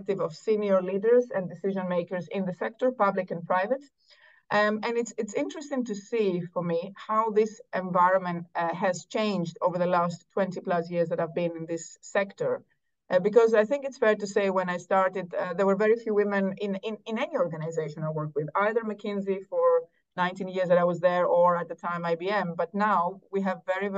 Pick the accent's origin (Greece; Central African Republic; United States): Greece; Athens, Attica; moved away as an adult; also born or lived in Cambridge, United Kingdom; I think I'm solidly Greek. Both parents Greek. I grew up in Athens.